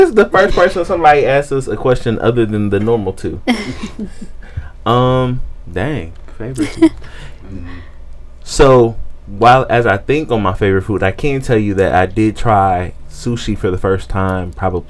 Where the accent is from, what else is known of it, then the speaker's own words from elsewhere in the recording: Wisconsin, United States; I'm from Wisconsin, damn it. We like cheese.